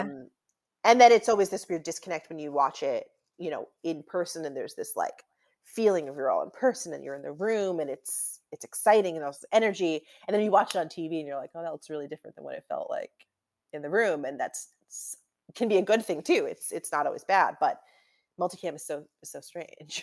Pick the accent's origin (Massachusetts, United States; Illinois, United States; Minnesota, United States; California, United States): Massachusetts, United States; Newton; moved away as an adult; also born or lived in Saratoga Springs, New York; now in Los Angeles, United States; I'm from Newton, Massachusetts